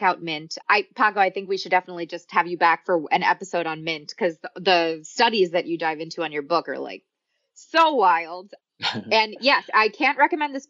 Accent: New York, United States; I grew up in New York

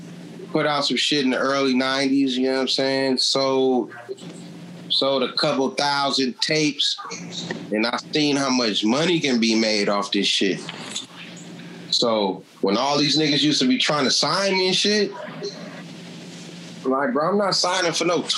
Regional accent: San Francisco, California, United States; I'm from Lakeview.

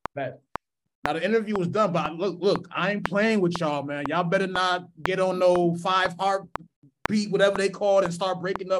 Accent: East Coast, United States; now in Minneapolis, United States; I'm from the East Coast, I've been here for a minute

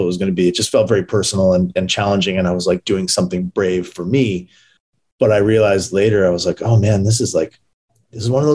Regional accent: Brampton, Ontario, Canada; moved away as an adult; also born or lived in Maple Ridge, British Columbia; now in Los Angeles, United States; I grew up in Brampton, Ontario. And then I moved from there to Vancouver, like a suburb of Vancouver called Maple Ridge when I was 13.

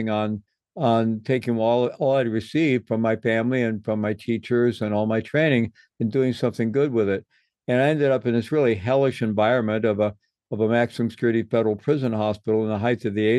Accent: Midwest, United States; I grew up in the Midwest and came of age in the 1960s

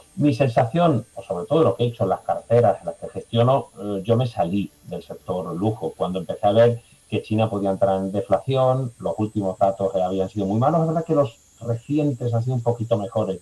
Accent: Andalusia, Spain; Yo que soy andaluz

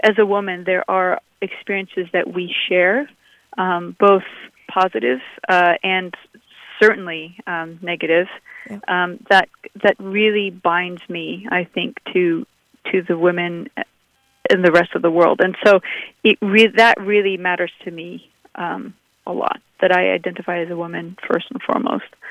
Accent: Abu Dhabi, United Arab Emirates; also born or lived in San Francisco; now in Los Angeles, United States; I grew up in the deserts of Abu Dhabi

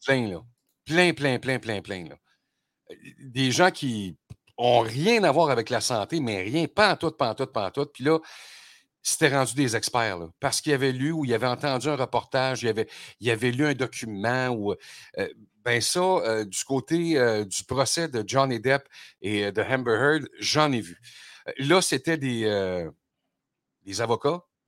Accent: Quebec, Canada; chez nous au Québec

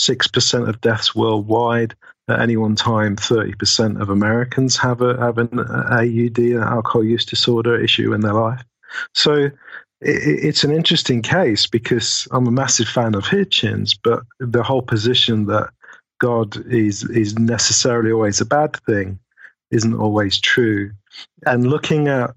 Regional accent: United Kingdom; I'm British after all

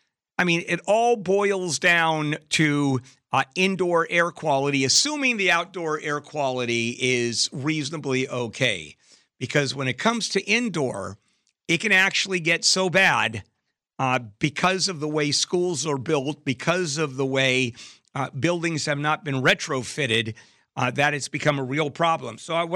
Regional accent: California, United States; I grew up in Southern California.

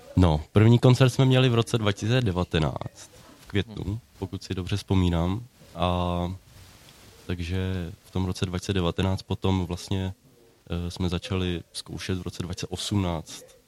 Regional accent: Neratovice, Central Bohemian Region, Czechia; Já jsem z Neratovic

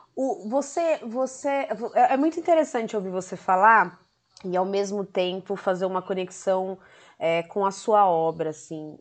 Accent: São Paulo, Brazil; São Paulo, minha terra

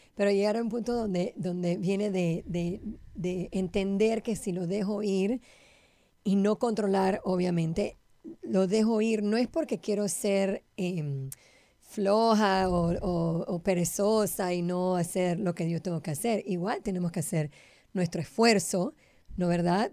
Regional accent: Panama; yo soy panameña

